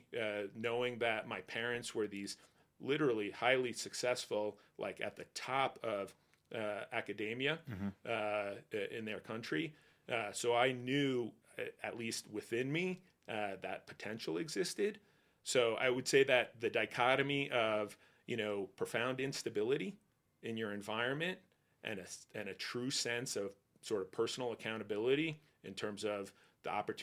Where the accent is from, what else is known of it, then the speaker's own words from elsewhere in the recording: Northern New Jersey, United States; I grew up in Northern Jersey